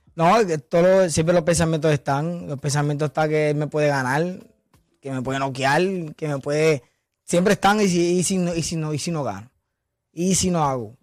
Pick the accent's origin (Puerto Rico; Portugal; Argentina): Puerto Rico; Villalba; de mi pueblo Villalpa, que soy, el primer campeón de allá